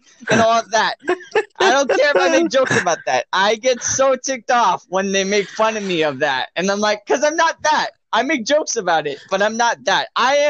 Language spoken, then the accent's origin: English; Hawaii, United States; I am not Hispanic or Latino. I am Hawaiian